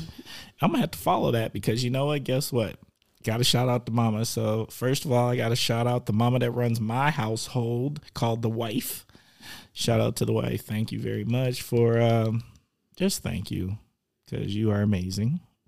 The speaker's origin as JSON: {"language": "English", "town": "Milwaukee", "region": "Wisconsin", "country": "United States", "said": "Because I'm from the Mill."}